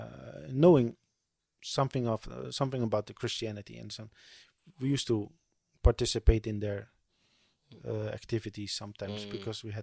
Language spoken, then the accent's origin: English; Waddinxveen, South Holland, Netherlands; born or raised there; moved away; also born or lived in Riyadh